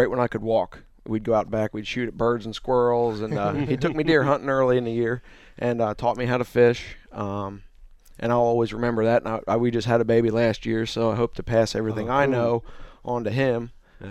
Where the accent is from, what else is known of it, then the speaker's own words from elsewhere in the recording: Green Lane, Pennsylvania, United States; moved away; I'm originally from there. I moved down here in 2003